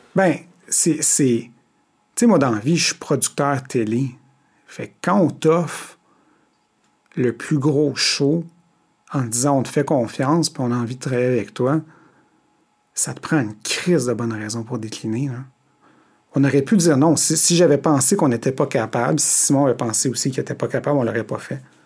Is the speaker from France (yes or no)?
no; Montreal, Quebec, Canada; je suis un des rares qui vient de Montréal, Montréal. J'ai grandi au centre-ville.